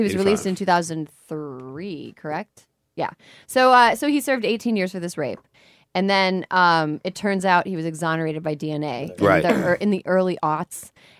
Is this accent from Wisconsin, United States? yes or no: yes; Western Rural Wisconsin, United States; moved away; so I grew up in Western Rural Wisconsin.